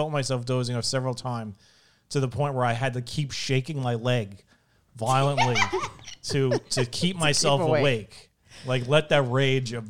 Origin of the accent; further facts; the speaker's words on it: New York City, New York, United States; now in New Jersey, United States; We are from Brooklyn, where pizza is awesome. And we have moved to New Jersey, where pizza sucks.